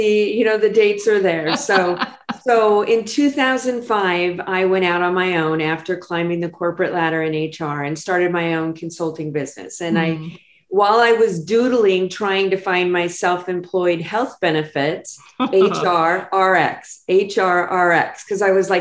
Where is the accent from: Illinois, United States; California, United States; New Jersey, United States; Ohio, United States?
California, United States; Los Angeles; moved away as an adult; now in San Diego, United States; I grew up in Los Angeles and I moved down here to finish my undergrad and I stayed